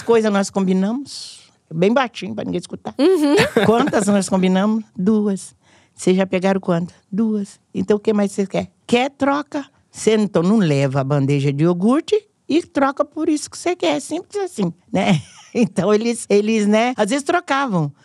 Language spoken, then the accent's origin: Portuguese; Minas Gerais, Brazil; now in São Paulo, Brazil; Quando eu vim de Minas